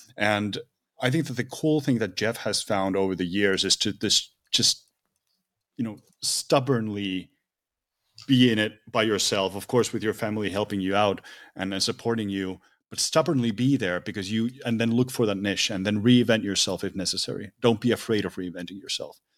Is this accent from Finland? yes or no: yes; Finland; I'm from Finland, so we don't have really, there's not a lot of ground here, it's just lakes